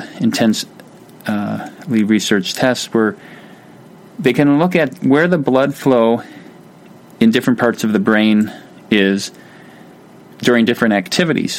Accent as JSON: {"language": "English", "region": "Wisconsin", "country": "United States", "said": "I'm from Wisconsin"}